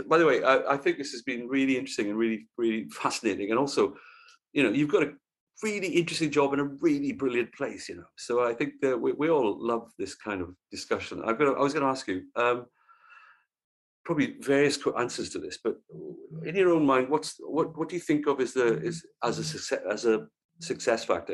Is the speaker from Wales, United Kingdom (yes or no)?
yes; Wales, United Kingdom; as a Welshman and therefore a fellow Celt